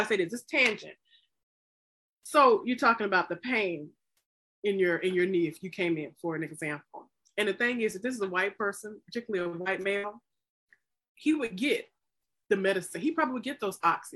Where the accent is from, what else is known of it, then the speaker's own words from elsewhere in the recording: the South, United States; I was born in the South